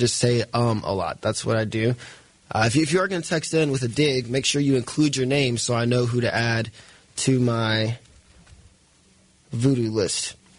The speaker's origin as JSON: {"language": "English", "region": "Mississippi", "country": "United States", "tie": "born or raised there", "moved": "yes", "said": "In my hometown back in Mississippi, we had one Goodwill"}